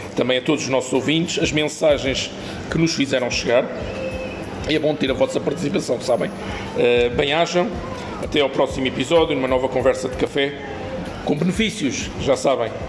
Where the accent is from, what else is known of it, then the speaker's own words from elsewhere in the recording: Lisbon, Portugal; eu não sou de cá, sou de Lisboa, tenho a família cá